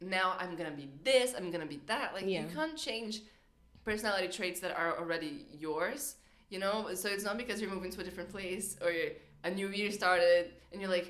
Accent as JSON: {"language": "English", "country": "Brazil", "accent": "American", "second_language": "English", "moved": "yes", "lives_now": "England, United Kingdom"}